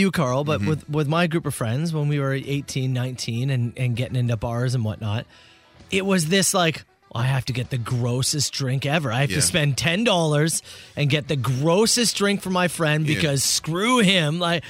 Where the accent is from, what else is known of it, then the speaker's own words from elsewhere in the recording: Ontario, Canada; growing up in Ontario